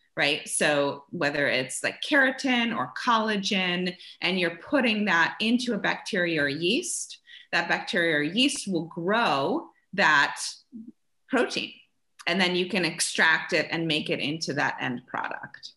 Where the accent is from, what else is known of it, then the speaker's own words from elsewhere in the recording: Germany; moved away; I grew up in Germany